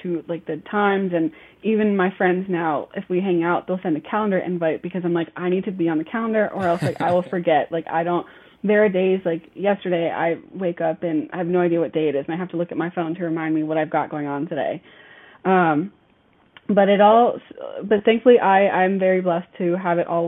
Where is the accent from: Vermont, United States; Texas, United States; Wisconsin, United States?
Texas, United States; now in Charlotte, United States; I actually live in Charlotte, North Carolina, born and raised in Texas, but I've lived in Charlotte for a very long time now